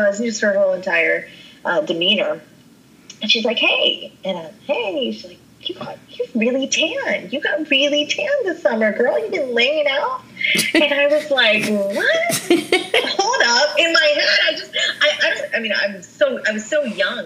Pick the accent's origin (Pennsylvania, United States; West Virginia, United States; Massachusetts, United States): West Virginia, United States; growing up there, I was just American. I was born there. I was raised up there